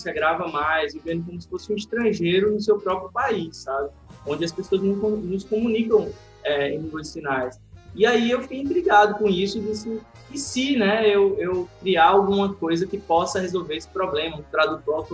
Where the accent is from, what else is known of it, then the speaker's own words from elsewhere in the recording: Alagoas, Brazil; Eu sou, eu sou alagoano, é, moro em Maceió